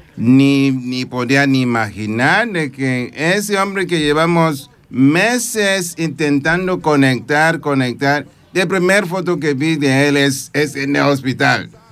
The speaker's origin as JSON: {"language": "Spanish", "country": "Nigeria", "second_language": "Spanish", "moved": "as an adult", "lives_now": "Cerdanyola del Vallès, Spain", "said": "Soy de Nigeria, sí, de, ese país, pero prefiero que sea África"}